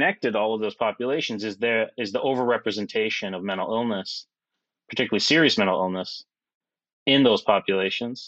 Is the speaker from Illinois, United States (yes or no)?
yes; outside of Chicago, Illinois, United States; I grew up outside of Chicago.